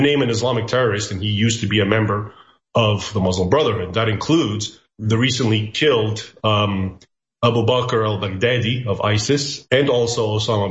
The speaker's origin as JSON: {"language": "English", "country": "United States", "tie": "born or raised there", "said": "I was born in the United States, but I grew up bilingually, so I also speak Arabic"}